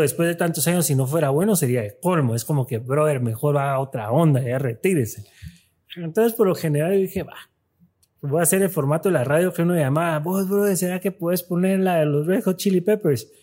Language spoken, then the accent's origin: Spanish; Guatemala; aquí somos guatemaltecos